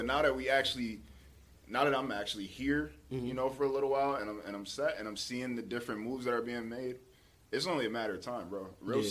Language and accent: English; Utica, New York, United States; born or raised there